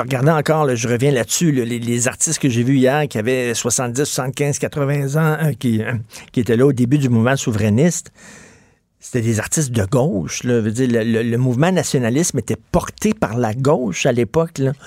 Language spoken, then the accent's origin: French; Quebec, Canada; les Québécois parlent un peu d'identité, de nous